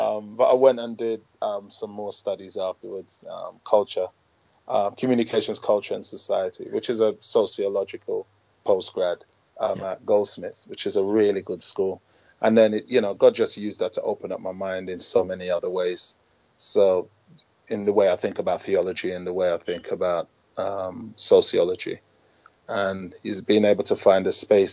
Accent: London, United Kingdom; I'm a Londoner, born and bred

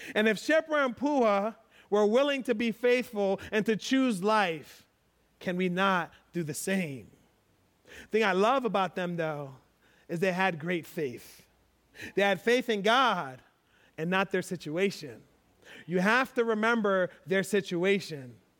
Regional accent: United States; I'm American

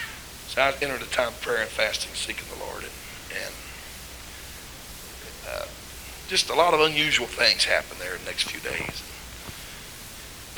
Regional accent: Missouri, United States; I'm from Missouri, kind of hard-headed

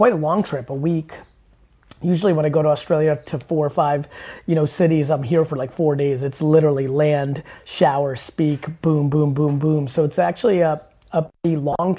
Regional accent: New Jersey, United States; English is a second language; also born or lived in Soviet Union; I was born in the Soviet Union. I came to the U.S. as a young child, and when we moved to New Jersey

